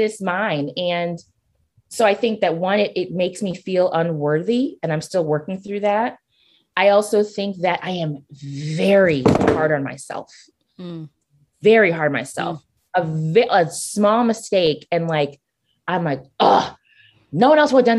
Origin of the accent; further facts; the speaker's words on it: Nigeria; I'm Nigerian